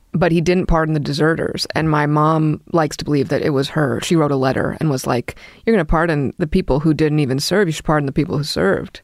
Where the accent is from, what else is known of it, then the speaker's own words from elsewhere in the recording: New York City, New York, United States; I grew up in Brooklyn